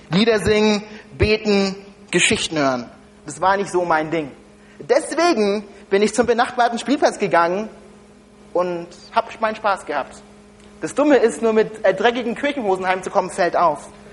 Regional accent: Germany; ich komme ursprünglich nicht aus Deutschland

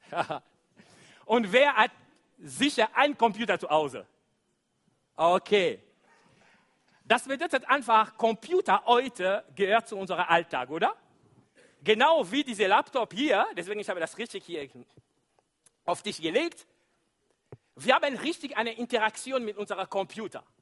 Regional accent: DR Congo; German is a second language

